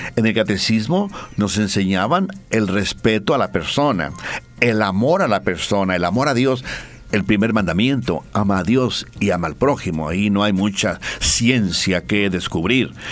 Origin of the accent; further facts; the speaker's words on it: Mexico; now in Bolivia; yo mexicano